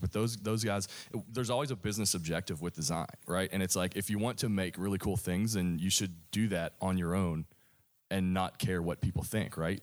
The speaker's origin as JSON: {"language": "English", "region": "Kentucky", "country": "United States", "tie": "born or raised there", "said": "I grew up in Kentucky"}